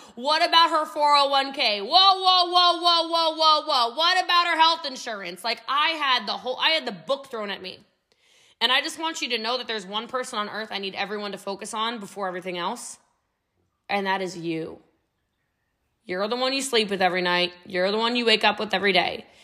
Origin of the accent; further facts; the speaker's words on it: Middletown, Maryland, United States; also born or lived in New York; now in Texas, United States; I'm actually from Frederick County, Maryland, but I'm from Middletown before it was Middletown now